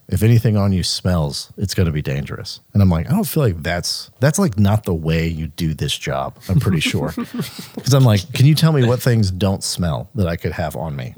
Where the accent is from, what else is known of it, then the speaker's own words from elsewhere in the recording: Mississippi, United States; we, we grew up in Mississippi.